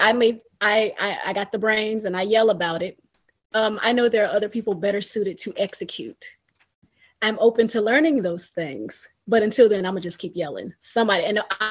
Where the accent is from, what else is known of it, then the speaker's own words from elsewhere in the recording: Winston-Salem, North Carolina, United States; now in Richmond, United States; I'm not from here. I'm from Winston-Salem, North Carolina. But I've been here a while